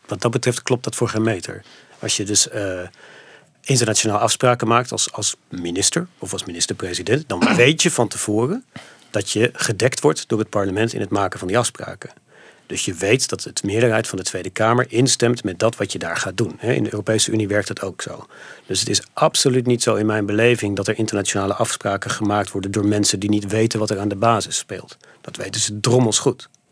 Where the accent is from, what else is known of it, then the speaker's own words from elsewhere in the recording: Netherlands; also born or lived in Montana; ik kwam uit Nederland